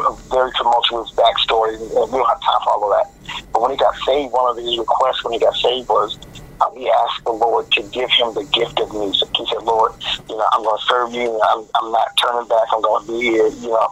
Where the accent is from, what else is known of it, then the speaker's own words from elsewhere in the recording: Baltimore, Maryland, United States; Baltimore, Maryland. I'm born and bred. This is my hometown.